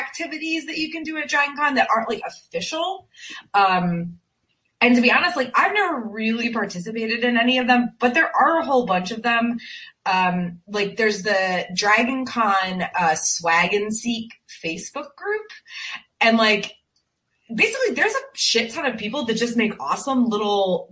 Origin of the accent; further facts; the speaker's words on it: Connecticut, United States; now in Greenville, South Carolina, United States; I'm from Connecticut originally